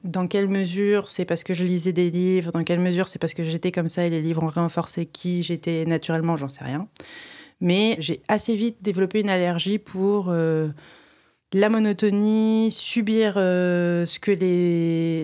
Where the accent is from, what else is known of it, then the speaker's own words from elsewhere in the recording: Reims, Grand Est, France; je viens d'une ville de province, enfin, je viens du, coup pas de Paris, donc euh, je viens de Reims